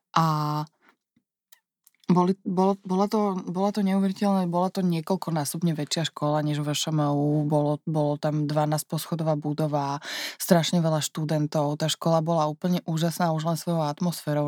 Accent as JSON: {"language": "Slovak", "country": "Slovakia", "also_born_or_lived": "New York, United States", "said": "som prišla naspäť na Slovensko"}